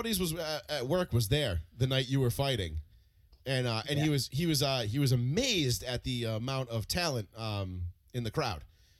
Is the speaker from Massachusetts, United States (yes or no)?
yes; Dartmouth, Massachusetts, United States; Paul and I were Dartmouth kids